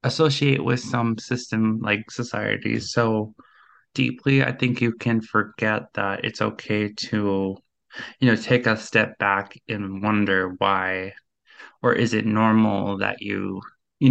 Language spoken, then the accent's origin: English; Minnesota, United States; I'm 25 and I'm from Minnesota.